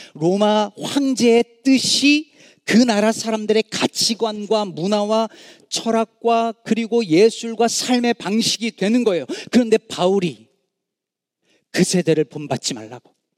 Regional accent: South Korea; now in Chicago, United States; 우리 한국 남자들

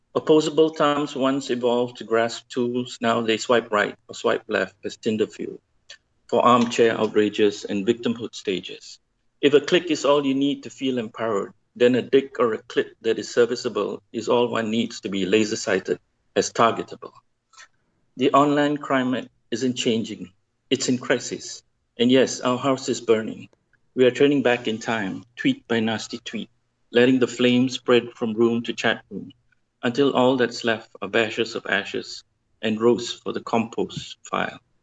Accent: Malaysia; I'm from Malaysia

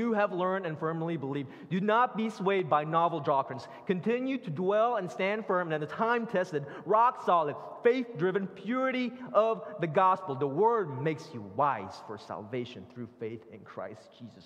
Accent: Philippines; now in Northern Virginia, United States; I grew up in the Philippines

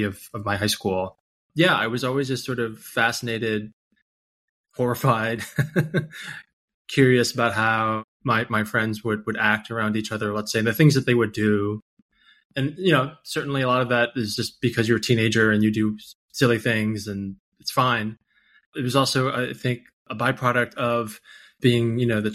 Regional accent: New York City, New York, United States; I grew up in New York and in parts of Queens where there were a lot of Asian diasporic immigrant families

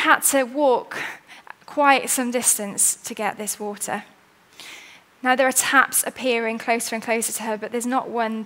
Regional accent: Wales, United Kingdom; I'm quite C of E at heart, and I'm Welsh

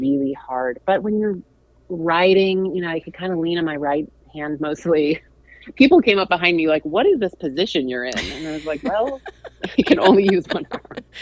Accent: St. Louis, Missouri, United States; I'm from St. Louis.

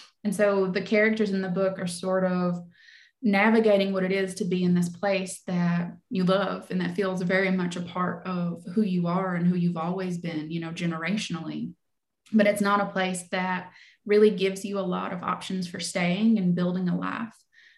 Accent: Kentucky, United States; So I grew up in Leslie County, Kentucky, and it was definitely a lot on my mind as I was envisioning Black Damp. So it's a small coal mining town.

